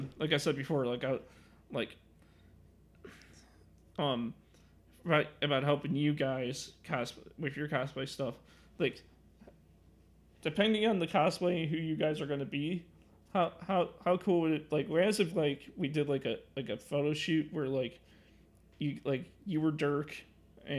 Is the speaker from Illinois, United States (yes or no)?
yes; Illinois, United States; I'm from Illinois